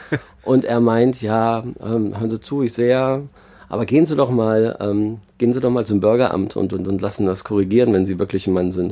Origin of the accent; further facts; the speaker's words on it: Germany; ich bin ja Deutscher, wollte nach Berlin einreisen, das ist easy